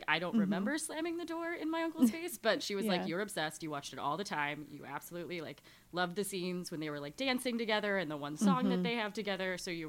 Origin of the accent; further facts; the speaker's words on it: Wheaton, Illinois, United States; Wheaton, so west suburbs of Chicago.